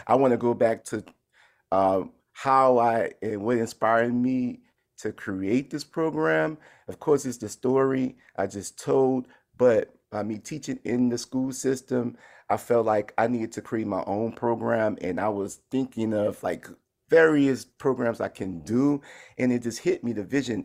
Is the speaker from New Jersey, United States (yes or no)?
no; New Orleans, Louisiana, United States; growing up in New Orleans, where I come from a musical family